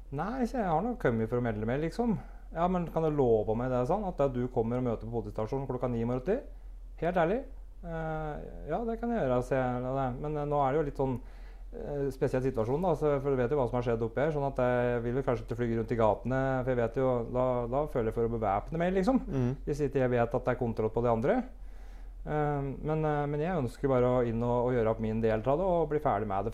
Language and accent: Norwegian; Brumunddal, Innlandet, Norway; Jeg er født og oppvokst i Brumunddal